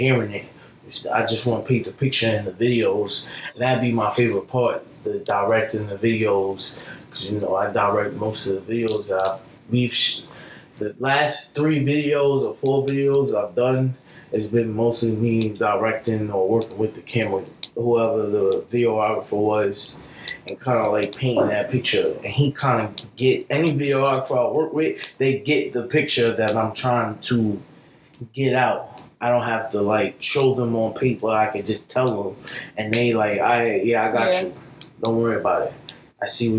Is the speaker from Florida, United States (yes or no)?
no; New York City, New York, United States; most of my life I lived in that area over there, in Leah Bedstuy right now